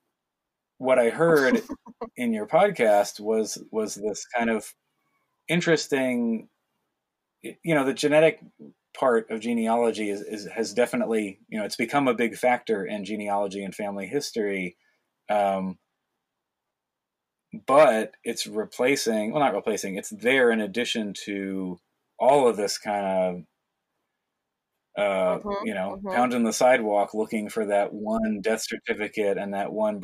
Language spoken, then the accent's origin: English; not far from New York City, United States; I grew up in New York, not far from New York City